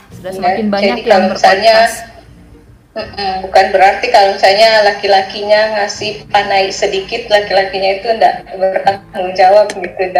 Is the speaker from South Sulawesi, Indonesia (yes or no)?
yes; Bugis Makassar, South Sulawesi, Indonesia; sebagai orang Bugis Makassar